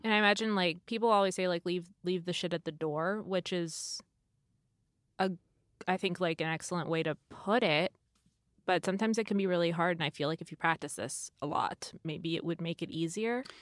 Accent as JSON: {"language": "English", "region": "California", "country": "United States", "tie": "born or raised there", "said": "I've, I've grew up here"}